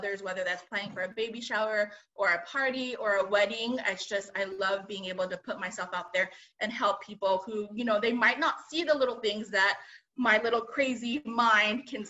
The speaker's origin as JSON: {"language": "English", "town": "Azusa", "region": "California", "country": "United States", "tie": "born or raised there", "said": "I grew up in Azusa, West Covina area"}